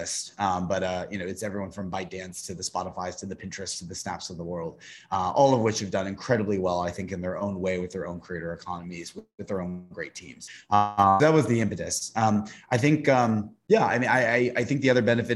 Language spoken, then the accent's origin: English; Tennessee, United States; I'm from the South, I'm from Tennessee